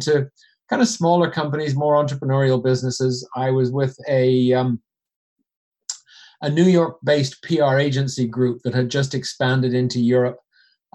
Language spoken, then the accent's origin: English; Canada; accent: Canadian; moved away as an adult; also born or lived in Switzerland; now in London, United Kingdom; I'm originally from Canada, hence the accent, although occasionally I get told people think I'm Irish